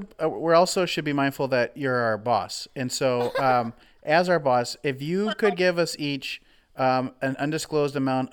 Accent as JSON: {"language": "English", "region": "Wisconsin", "country": "United States", "tie": "born or raised there", "moved": "yes", "lives_now": "Waco, United States", "said": "I didn't hear of a lot of things until I moved down here, and Wisconsin's way smaller than Texas"}